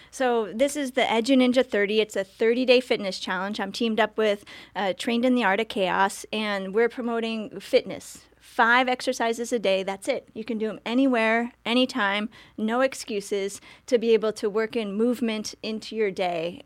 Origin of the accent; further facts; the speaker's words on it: Orwigsburg, Pennsylvania, United States; Orwigsburg, so Schuylkill County, Pennsylvania